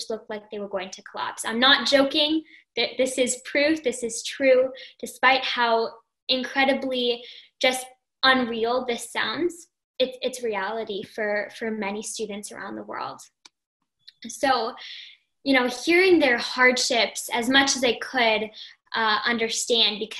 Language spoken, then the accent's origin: English; Toronto, Ontario, Canada; I'm from Toronto, Canada